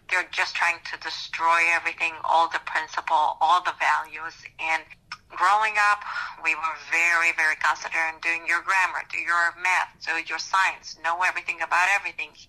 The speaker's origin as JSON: {"language": "English", "country": "Romania", "tie": "born or raised there", "moved": "as an adult", "lives_now": "Ohio, United States", "said": "I moved here about 16 years ago in uh, U.S. I was born in Romania. Back then, it was under communism."}